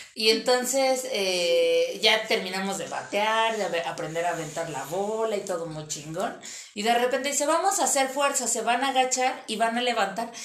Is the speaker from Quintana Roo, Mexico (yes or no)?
no; Mexico City, Mexico; sí soy de Iztapalapa, pero fina soy